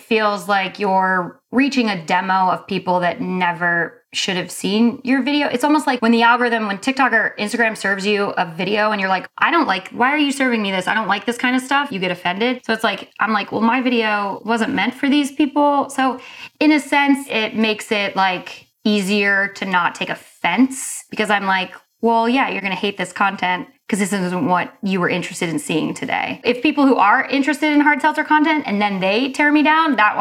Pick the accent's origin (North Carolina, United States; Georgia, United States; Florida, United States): North Carolina, United States; I'm from North Carolina